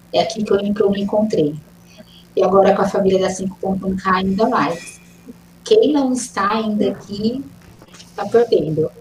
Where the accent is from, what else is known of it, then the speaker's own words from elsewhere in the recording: Minas Gerais, Brazil; now in Campinas, Brazil; Sou mineira, nasci em Minas, mas escolhi Campinas para fazer família, trabalhar